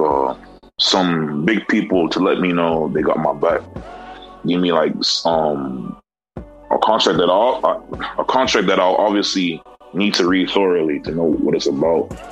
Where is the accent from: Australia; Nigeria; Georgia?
Nigeria; now in United States; I'm actually from Nigeria.